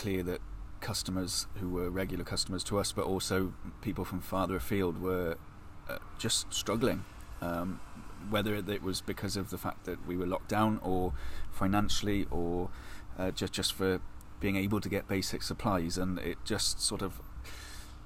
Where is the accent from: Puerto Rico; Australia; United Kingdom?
United Kingdom; Pembrokeshire, Wales; moved away as an adult; also born or lived in Shropshire; now in Herefordshire, United Kingdom; Originally, I come from Pembrokeshire, and having grown up there